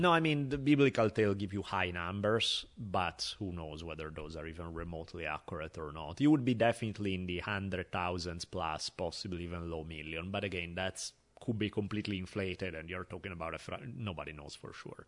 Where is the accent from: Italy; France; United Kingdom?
Italy; Milan, Lombardy; moved away; growing up in Italy on the subway, basically, where, you know, I was traveling in Milan on the subway all the time